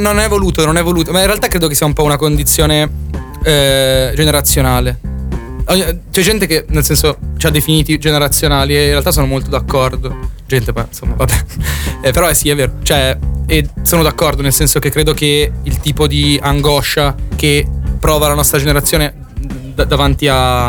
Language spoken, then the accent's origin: Italian; Arona area, Piedmont, Italy; veniamo da zona di Arona, Borgo Borgomaniera e Invorio rispettivamente